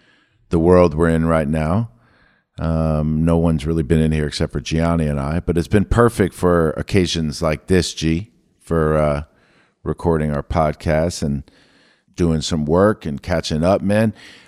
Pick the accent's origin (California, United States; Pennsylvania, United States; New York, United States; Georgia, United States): New York, United States; I grew up in New York, so I always knew that like my Jersey friends were very serious about soccer and lacrosse